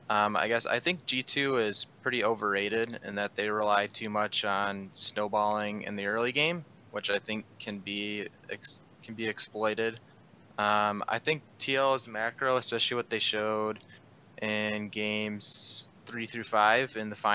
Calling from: Chapel Hill, North Carolina, United States; Uh, so I'm calling from Chapel Hill, North Carolina.

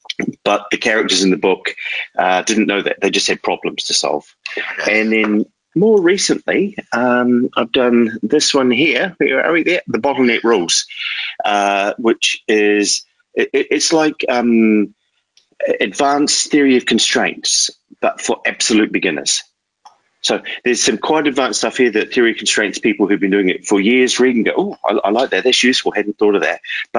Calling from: Richmond, Tasman, New Zealand; Richmond, New Zealand.

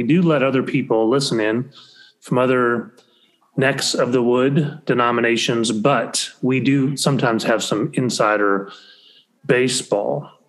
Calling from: Ithaca, New York, United States; I got to tell you, I'm calling in from Ithaca. This is a wonderful place.

